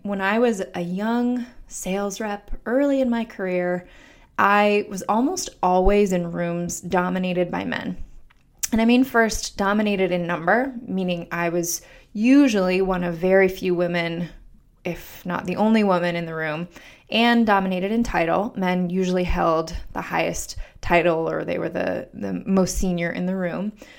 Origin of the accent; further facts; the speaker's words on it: Denver, Colorado, United States; moved away as an adult; also born or lived in Pittsburgh / New York City; now in Washington, D.C., United States; I'm originally from Denver, Colorado